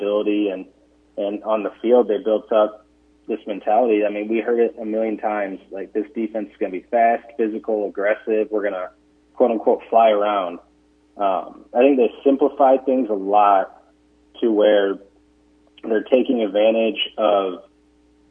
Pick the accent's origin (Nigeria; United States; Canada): United States; Illinois; moved away as an adult; also born or lived in Ohio; now in Nebraska, United States; I'm from Illinois